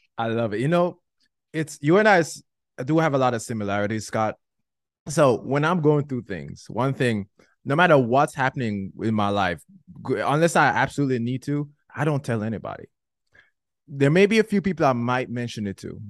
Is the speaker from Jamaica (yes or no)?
yes; Jamaica; I'm Jamaican